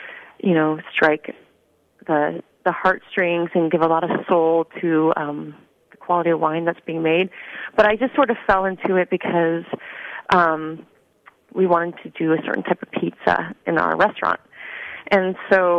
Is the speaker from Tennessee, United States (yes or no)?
no; Northern California, United States; also born or lived in Italy; I'm from Northern California, so I grew up in wine country